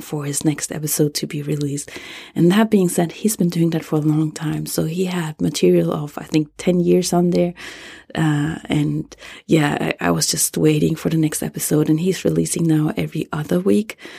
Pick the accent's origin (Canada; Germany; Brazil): Germany; English is a second language; moved away as an adult; now in United States; English is not my native, uh, language. I was born and raised in Germany and moved to the U S ten